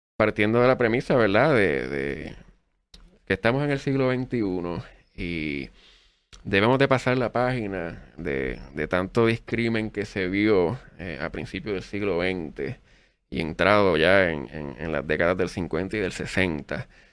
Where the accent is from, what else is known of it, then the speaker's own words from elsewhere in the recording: Adjuntas, Puerto Rico; este servidor es un jibarito del pueblo de Adjuntas